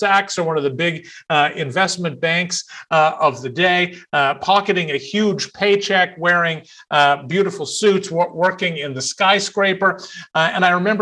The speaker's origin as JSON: {"language": "English", "region": "Central Texas", "country": "United States", "tie": "born or raised there", "said": "was 7 or 8 years old growing up in Central Texas"}